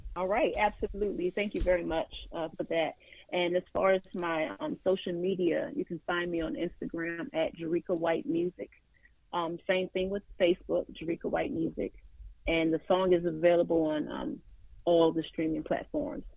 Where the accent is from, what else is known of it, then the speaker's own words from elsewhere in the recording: Alexandria, Virginia, United States; also born or lived in Washington D.C.; I was actually born in Washington D.C., but I was raised in Alexandria, Virginia